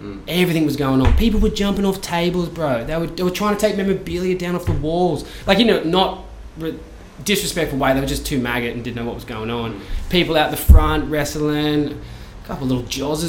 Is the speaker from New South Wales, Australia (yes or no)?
yes; Cronulla, New South Wales, Australia; as a person that lives here, I was thinking one day, what was the best day for me in my hometown of Cronulla?